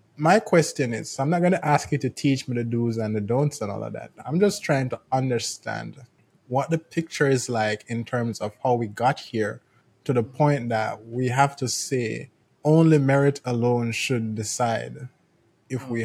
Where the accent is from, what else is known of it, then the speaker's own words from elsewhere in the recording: Jamaica; I'm from Jamaica